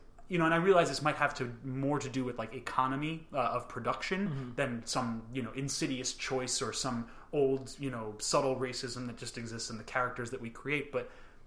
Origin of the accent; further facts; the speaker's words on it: United States; I was born and raised in America